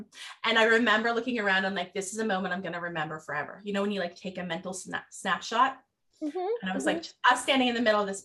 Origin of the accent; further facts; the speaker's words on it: Nova Scotia, Canada; I'm not from Newfoundland, but I am from Nova Scotia